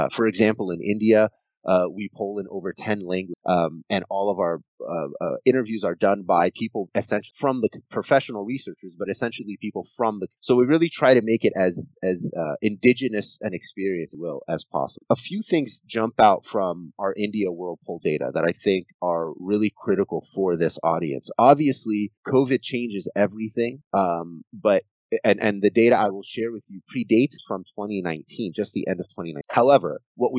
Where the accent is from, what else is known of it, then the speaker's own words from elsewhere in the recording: Egypt; moved away; I am originally Egyptian